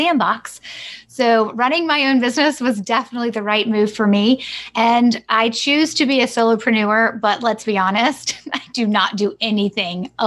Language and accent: English; Greenville, South Carolina, United States; also born or lived in Boulder, Colorado; I was born and raised in Greenville, South Carolina, except for the three-year adventure we had when my parents moved my brother and I to Boulder, Colorado.